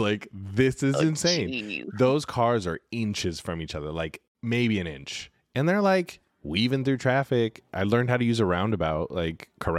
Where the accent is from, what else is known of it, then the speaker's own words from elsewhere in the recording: California, United States; I grew up in California.